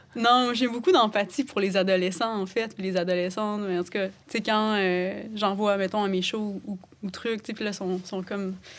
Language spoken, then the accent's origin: French; Sainte-Anne-des-Monts, Quebec, Canada; j'ai grandi à Saint-Anne-des-Monts, en Gaspésie